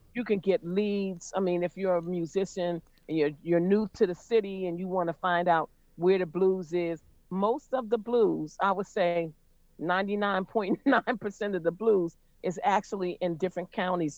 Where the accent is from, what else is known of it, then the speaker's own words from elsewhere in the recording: Pittsburgh, Pennsylvania, United States; now in Philadelphia, United States; I'm from Pittsburgh, Pennsylvania, but I've been in Philly for years and years and years